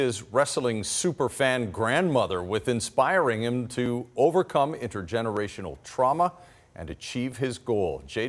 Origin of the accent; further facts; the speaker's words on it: Calgary, Alberta, Canada; moved away; I grew up in Calgary.